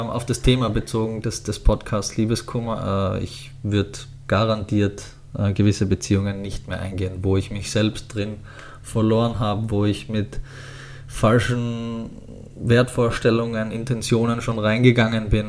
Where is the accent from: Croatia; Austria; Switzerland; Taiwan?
Austria; Styria; Als ich jung war, war so Arnold Schwarzenegger, der kommt aus meiner Heimatstadt und, ähm